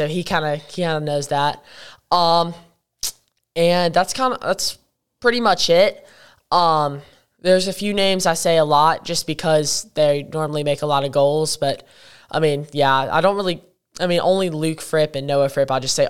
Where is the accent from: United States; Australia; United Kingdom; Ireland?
United Kingdom; accent: British; But I don't really know how I feel about my British accent.